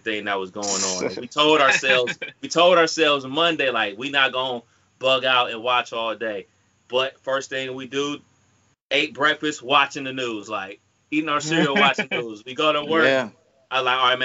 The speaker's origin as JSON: {"language": "English", "town": "Cleveland", "region": "Ohio", "country": "United States", "tie": "born or raised there", "said": "growing up in Cleveland"}